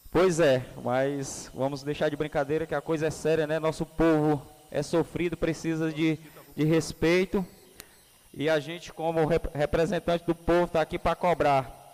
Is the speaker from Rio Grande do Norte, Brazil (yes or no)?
no; Pará, Brazil; lá onde eu aonde eu nasci, que foi lá no 125